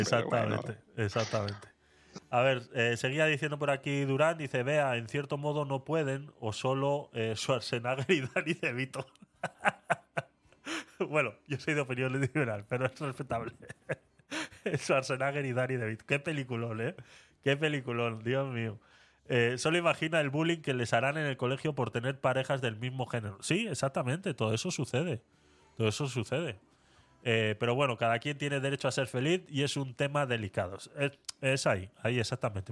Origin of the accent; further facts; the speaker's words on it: Vitoria-Gasteiz, Basque Country, Spain; cuando era pequeño en Vitoria eh, teníamos un psicólogo en el colegio